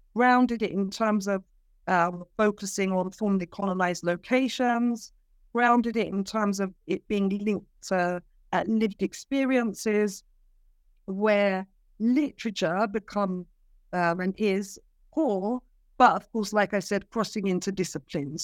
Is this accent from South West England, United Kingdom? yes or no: no; London, United Kingdom; moved away as an adult; also born or lived in Cyprus; I am a London-born Cypriot.